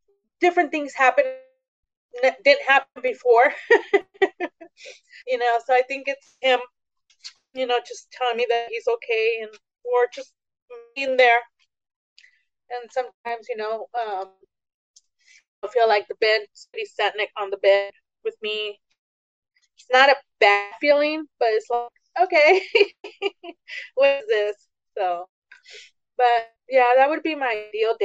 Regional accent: Tehachapi, California, United States; also born or lived in San Isidro; we moved from San Isidro up to Tehachapi, California

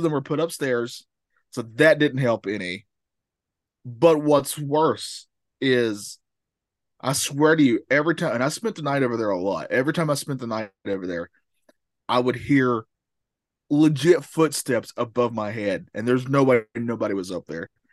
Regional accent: the South, United States; I'm from the South.

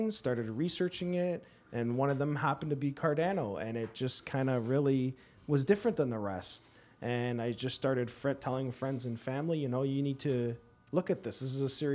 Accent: Toronto, Ontario, Canada; now in Guelph, Canada; I currently live in Guelph, born and raised in Toronto.

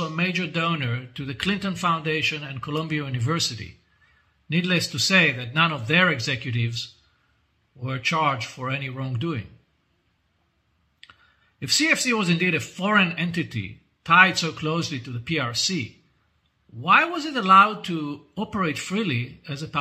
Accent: Israel; my home country of Israel, where I reside most of the time

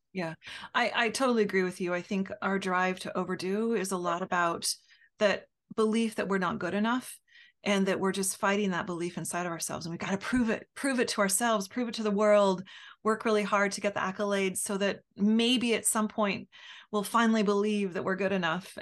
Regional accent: United States; as an American

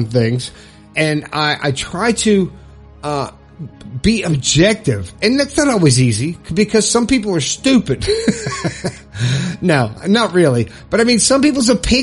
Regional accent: Florida, United States; moved away as an adult; now in West Virginia, United States; I left my home state of Florida and moved to West Virginia

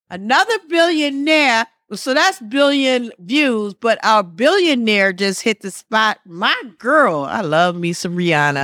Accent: Wisconsin, United States; moved away; I'm from Wisconsin

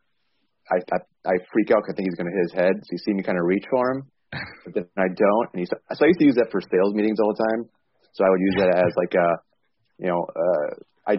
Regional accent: Michigan, United States; accent: Michigan; They could hear my Michigan accent

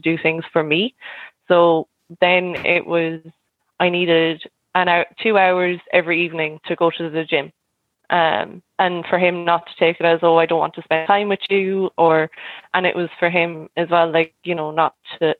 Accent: Cork, Munster, Ireland; now in Galway, Ireland; I'm originally from Cork, but I've lived in Galway maybe like the past 12, 13 years

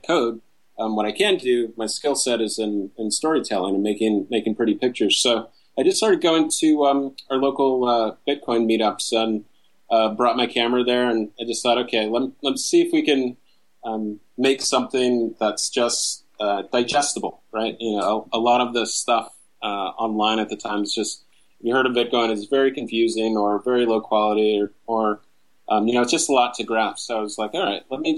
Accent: San Jose, California, United States; now in Los Angeles, United States; But originally, I was born in San Jose, California. Or raised in San Jose

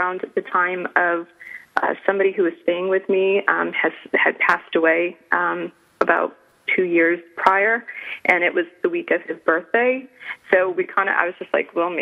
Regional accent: Rhode Island, United States; I grew up in Rhode Island

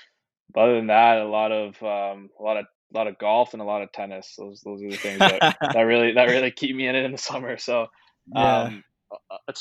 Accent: Aurora, Ontario, Canada; I'm from Aurora, Ontario. And I played for the Aurora Tigers. I played AA growing up

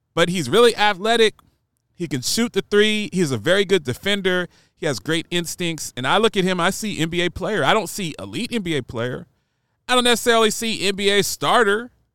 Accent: Columbus, Ohio, United States; moved away; also born or lived in Nashville / Seattle / Phoenix; I grew up in Columbus, Ohio.

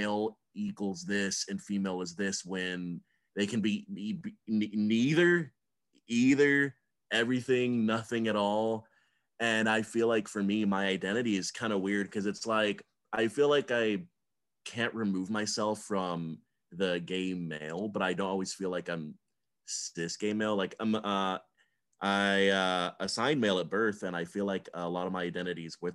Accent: Georgia, United States; I grew up in Georgia

